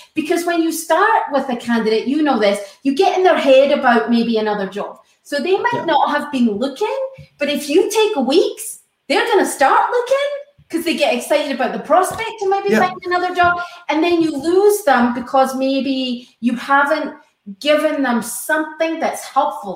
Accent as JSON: {"language": "English", "region": "Scotland", "country": "United Kingdom", "moved": "yes", "lives_now": "United States", "said": "I'm Scottish"}